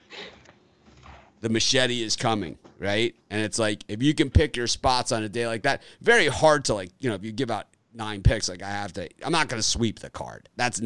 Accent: Miami, Florida, United States; I grew up in Miami

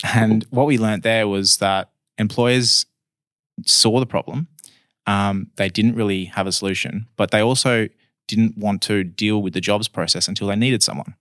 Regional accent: Perth, Western Australia, Australia; I was born in Perth, been in Perth my whole life.

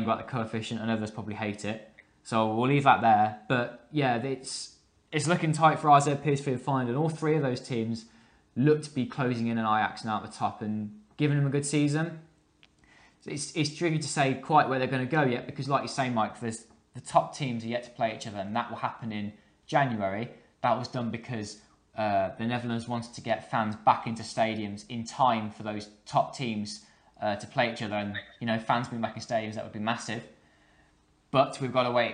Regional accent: England, United Kingdom; I'm English

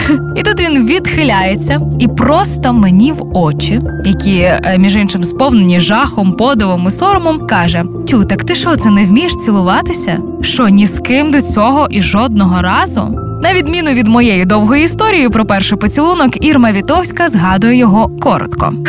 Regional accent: Zaporizhzhia, Zaporizhzhia Oblast, Ukraine; моє рідне місто Запоріжжя

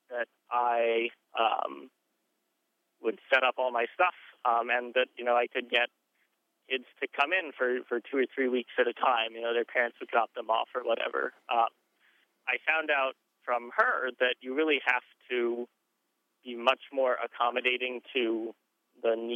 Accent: North Carolina, United States; I am from North Carolina

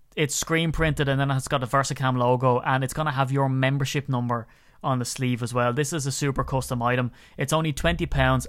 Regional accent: Ireland; growing up in Ireland

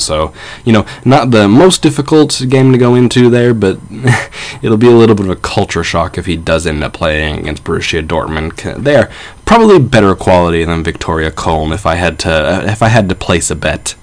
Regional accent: United States; I am American

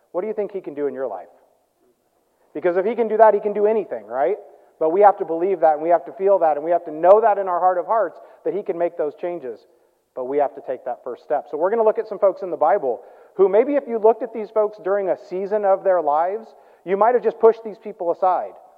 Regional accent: Midwest, United States; I grew up in the Midwest

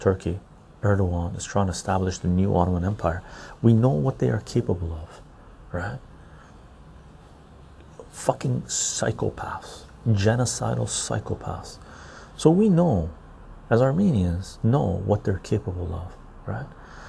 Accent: Canada; But as a Canadian, you can have Canadian dollars, euros, and US dollars.

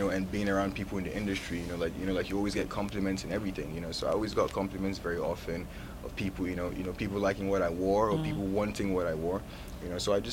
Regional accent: Lagos, Nigeria; also born or lived in Brooklyn, New York; now in United States; I'm from Lagos, Nigeria, but I was born in New York. You know, I was born in Brooklyn, New York, you know, so I was raised back in Nigeria

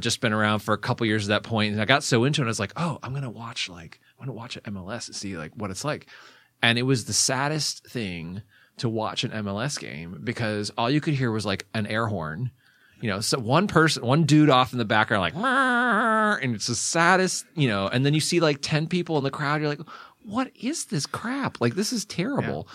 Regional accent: Ferndale, Michigan, United States; moved away as an adult; also born or lived in Royal Oak, Michigan / Washington, D.C.; now in California, United States; I grew up mostly in the Detroit metropolitan area

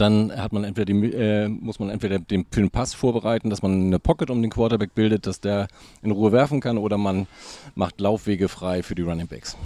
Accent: Hamburg, Germany; Ich bin ein waschechter Hamburger

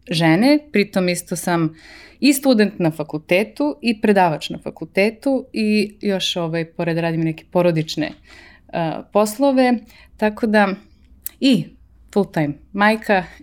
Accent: Belgrade, Serbia; moved away; also born or lived in Switzerland / Italy / United States; 38 godina. Ovaj, rođena sam u Beogradu, živela u Švajcarskoj, Italiji, Americi, vraćala se u Srbiju jednom, pa drugi put sada.

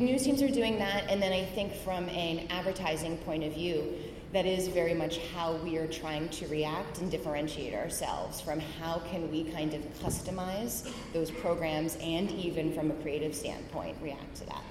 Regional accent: White Plains, New York, United States; I grew up mostly in White Plains, New York

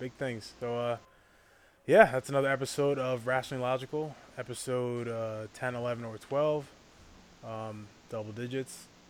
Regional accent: United States; I say we because I'm American.

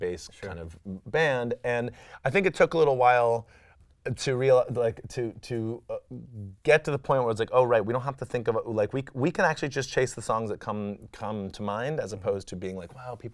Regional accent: Washington, District of Columbia, United States; I grew up in Washington, D.C. and was very much an acolyte of Discord and …

